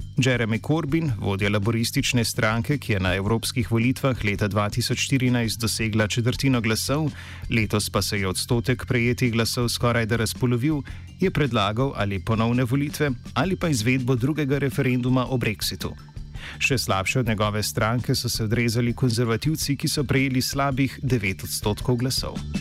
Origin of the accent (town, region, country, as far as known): Slovenia